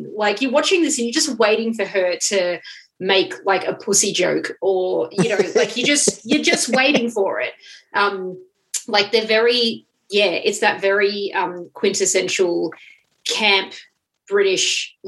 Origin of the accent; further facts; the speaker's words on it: United States; as an American